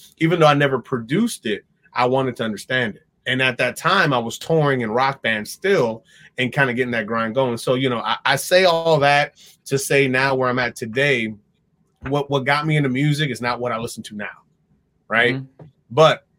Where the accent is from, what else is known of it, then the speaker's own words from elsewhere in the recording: Dominican Republic; also born or lived in New York; even though I was born in New York and had like all this shifting and moving around, I started setting my roots when I was in Dominican Republic.